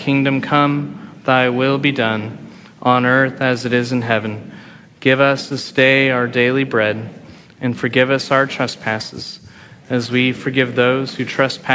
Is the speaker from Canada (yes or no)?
no; Friendswood, Texas, United States; moved away; growing up in Friendswood, I was 30 minutes from Galveston